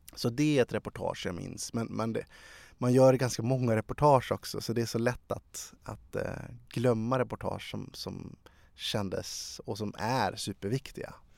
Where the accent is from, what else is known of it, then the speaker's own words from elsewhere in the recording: Sala, Västmanland, Sweden; also born or lived in Algiers, Algeria / Ransta; now in Stockholm, Sweden; jag är basically född i Sverige. Mina erfarenheter finns i Sala och i Ransta